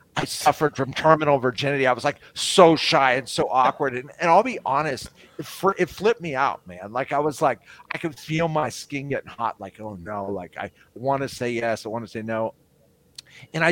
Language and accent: English; Tucson, Arizona, United States; moved away